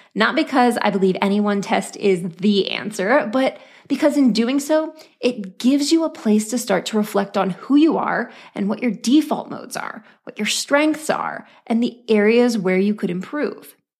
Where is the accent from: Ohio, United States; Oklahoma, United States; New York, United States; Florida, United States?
Oklahoma, United States; born or raised there